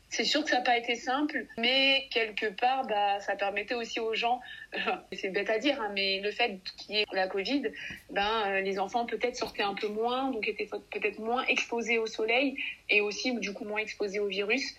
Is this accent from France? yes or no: no; Mali; je suis native du Mali